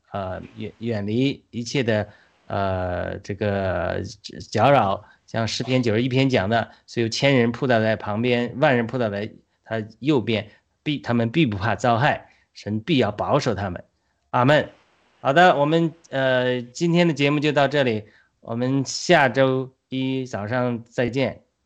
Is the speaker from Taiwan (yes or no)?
no; China; 我们中国人